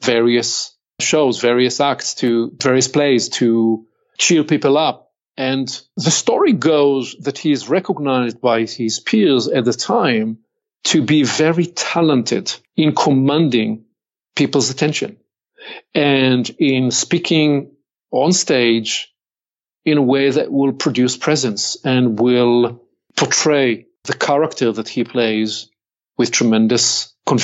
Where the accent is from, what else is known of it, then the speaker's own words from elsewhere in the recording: Israel; accent: Hebrew; English is a second language; I'm born and raised in Israel.